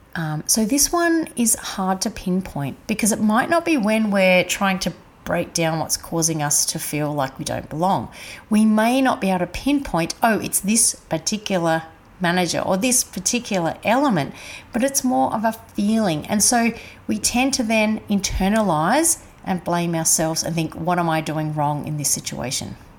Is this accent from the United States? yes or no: no; Adelaide, South Australia, Australia; I was brought up in Adelaide